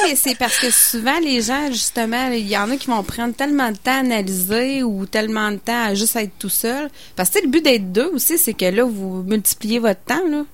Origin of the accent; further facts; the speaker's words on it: Stoneham, Quebec, Canada; chez nous à Stoneham